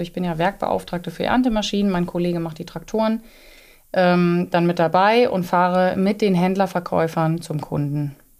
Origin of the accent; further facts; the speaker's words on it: Northeim, Lower Saxony, Germany; also born or lived in Osnabrück; komme aus dem südlichen Niedersachsen. Das ist im Landkreis Göttingen, Nordheim